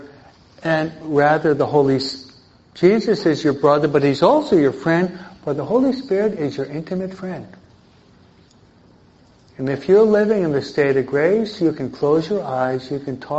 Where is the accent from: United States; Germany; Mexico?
Mexico; No, I'm from Mexico.